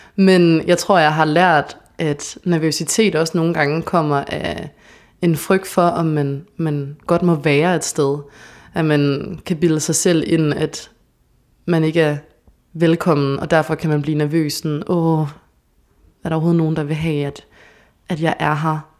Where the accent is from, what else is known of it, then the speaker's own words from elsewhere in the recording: Odense, Southern Denmark, Denmark; moved away as an adult; also born or lived in Copenhagen; now in Aarhus, Denmark; jeg kommer fra Odense